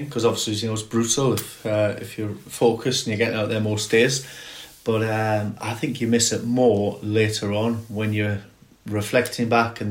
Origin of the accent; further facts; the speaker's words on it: Gateshead, North East England, United Kingdom; Gateshead as well, my hometown